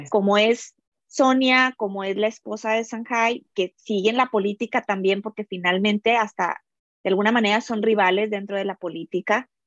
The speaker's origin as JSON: {"language": "Spanish", "country": "Mexico", "moved": "yes", "lives_now": "United States", "said": "yo estoy ahorita dentro de la cultura americana, siendo mexicana"}